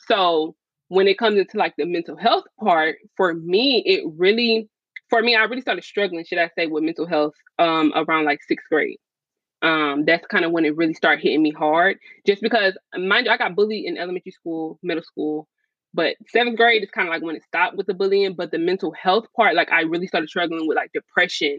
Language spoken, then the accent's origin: English; Gainesville, Florida, United States; also born or lived in Tupelo, Mississippi; my mom actually moved us to Gainesville, Florida